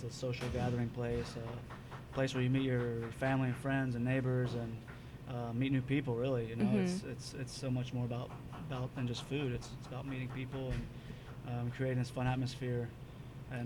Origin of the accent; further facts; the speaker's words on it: Cincinnati, Ohio, United States; now in San Francisco, United States; Originally from Cincinnati, Ohio